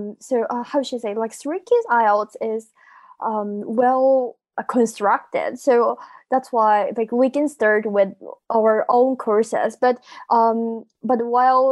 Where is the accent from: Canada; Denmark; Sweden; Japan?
Japan; English is a second language; I'm from Japan, and I'm a university student senior